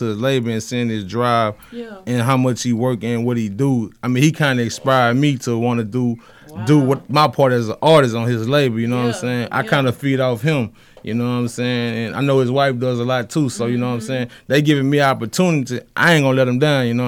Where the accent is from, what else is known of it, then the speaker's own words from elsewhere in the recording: Bunkie, Louisiana, United States; I'm from a small town. I'm from Bunky